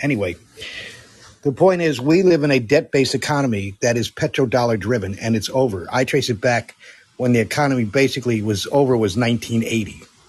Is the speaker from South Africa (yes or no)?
no; Amsterdam, North Holland, Netherlands; where I grew up in Amsterdam in 1969 to 1973. I went through high school there and then went to college after that and then went into the military.